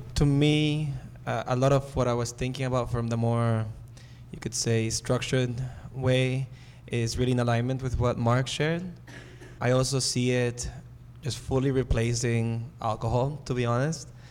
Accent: Nicaragua; moved away; I come from Nicaragua.

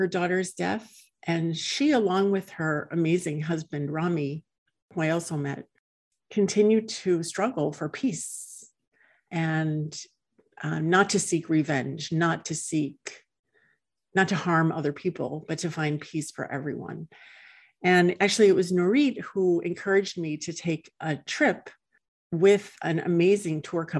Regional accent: United States; I grew up in the United States, like most people, especially most Jewish people

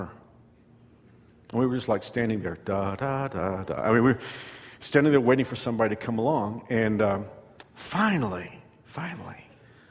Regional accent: Fort Worth, Texas, United States; moved away; we're from Fort Worth. And we met in high school

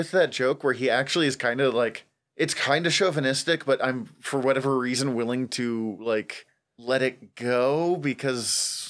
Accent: Montana, United States; We're from the north, south. It's Montana.

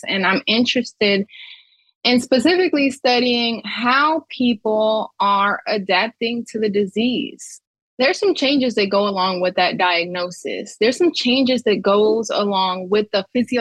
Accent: Pontiac, Michigan, United States; I'm originally from Pontiac, Michigan

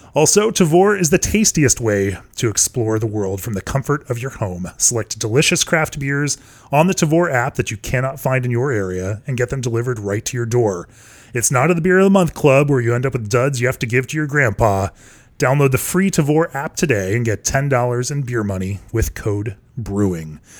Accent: Orlando, Florida, United States; moved away; I grew up in Orlando.

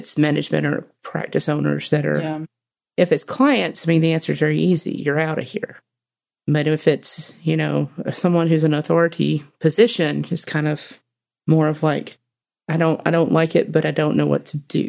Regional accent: Alabama, United States; being young and also growing up in Alabama.

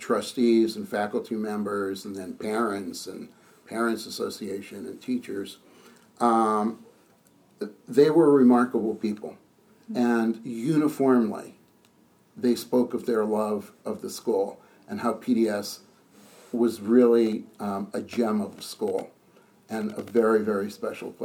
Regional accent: outside of Boston, Massachusetts, United States; moved away as an adult; also born or lived in Princeton, New Jersey / Nashville, Tennessee; now in Maryland, United States; I grew up outside of Boston and lived there my entire life

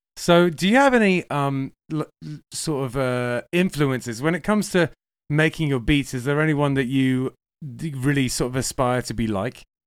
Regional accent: England, United Kingdom; moved away; also born or lived in Manchester; I'm English

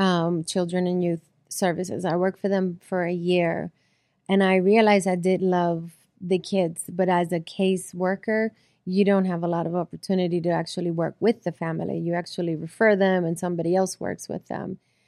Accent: Puerto Rico; I do feel blessed that I am from Puerto Rico. Both my parents were from Puerto Rico.

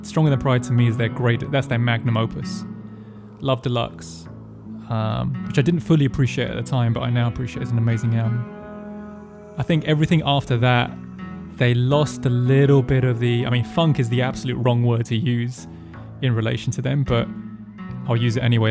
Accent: England, United Kingdom; I'm English

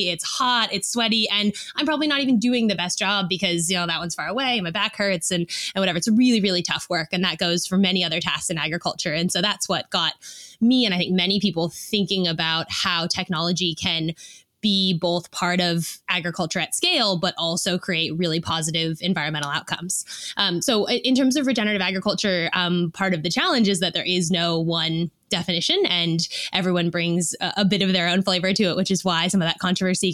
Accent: Silicon Valley, California, United States; moved away as an adult; now in Sydney, Australia; I grew up in Silicon Valley

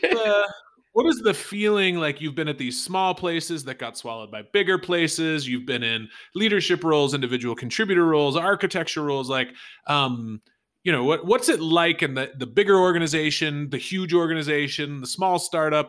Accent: United States; as an American

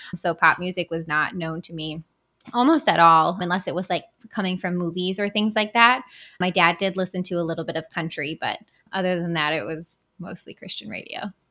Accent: Battle Creek, Michigan, United States; I was born and raised in Battle Creek.

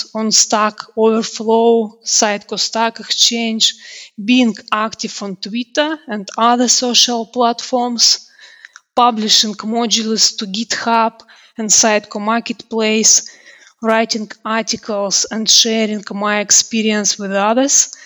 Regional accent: Russia; now in United Kingdom; I'm originally from Russia. Now I live and work in the UK

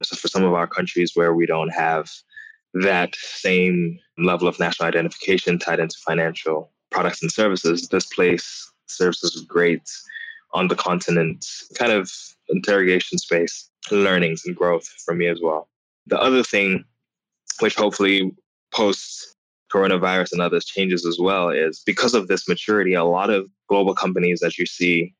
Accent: United States; growing up in the United States where the first Black president ever

